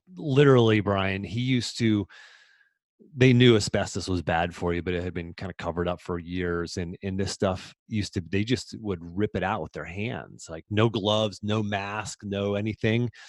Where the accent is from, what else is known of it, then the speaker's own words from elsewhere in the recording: about a half an hour north of Pittsburgh, Pennsylvania, United States; I grew up about a half an hour north of Pittsburgh.